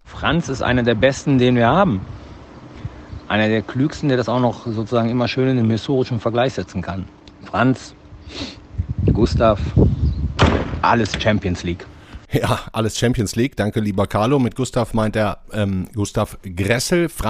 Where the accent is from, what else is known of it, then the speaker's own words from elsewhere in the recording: North Rhine-Westphalia, Germany; Sonne und Sonne, wie man in meiner Heimat NRW sagt.